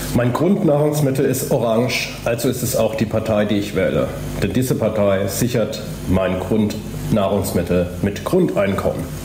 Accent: Münnerstadt, Bavaria, Germany; moved away as an adult; also born or lived in Marburg / Lake Constance / Erlangen; now in Berlin, Germany; bin dann groß geworden in einem kleinen Städtchen, das hieß Münnerstadt, das ist dann in der Mitte zwischen Würzburg und Fulda

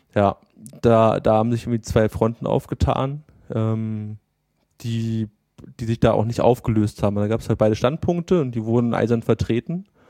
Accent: Berlin, Germany; als Berliner oder als, als Großstadtmensch

